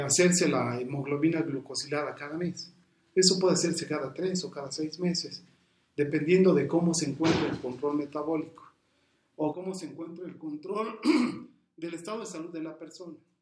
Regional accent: Mexico; somos mexicanos y somos dependientes muchas de las ocasiones de la familia

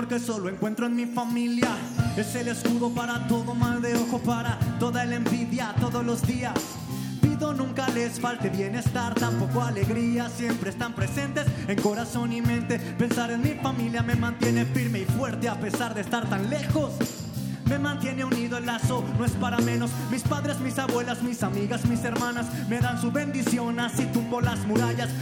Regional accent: Mexico; como mexicanos

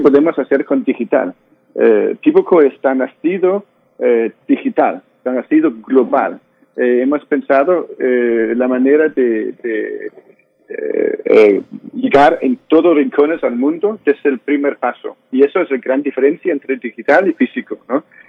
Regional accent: Denmark; Spanish is a second language; soy danés, estoy aquí en Dinamarca

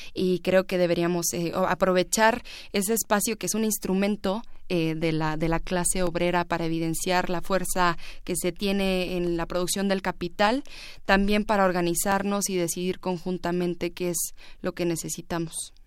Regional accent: Ciudad Juárez, Chihuahua, Mexico; en Ciudad Juárez, en donde yo nací

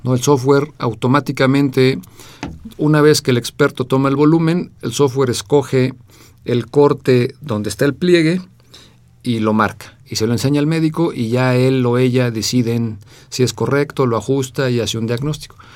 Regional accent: Mexico; also born or lived in England; me fui a estudiar fuera de México a Inglaterra, becado por la UNAM

